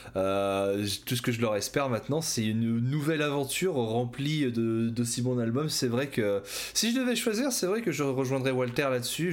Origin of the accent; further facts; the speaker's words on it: Ch'ti, Hauts-de-France, France; je suis ch'ti